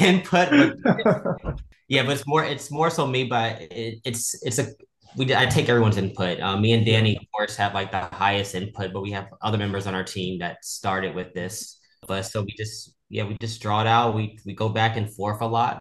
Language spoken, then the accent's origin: English; Houston, Texas, United States; now in Los Angeles, United States; I am actually from Houston, Texas